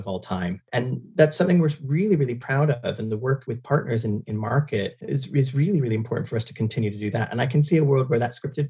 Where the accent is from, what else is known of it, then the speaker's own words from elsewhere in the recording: Canada; moved away; I'm not from the UK. I'm originally from Canada